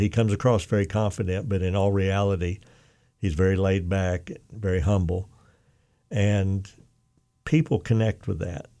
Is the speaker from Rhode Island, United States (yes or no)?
no; Oklahoma, United States; moved away; also born or lived in Arkansas; I'm from Oklahoma originally